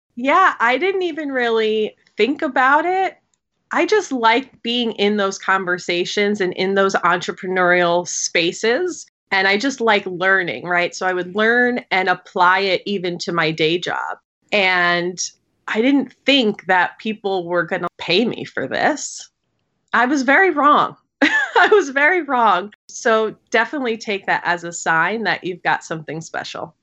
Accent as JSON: {"language": "English", "region": "New York", "country": "United States", "tie": "born or raised there", "said": "I'm a New Yorker, born and raised"}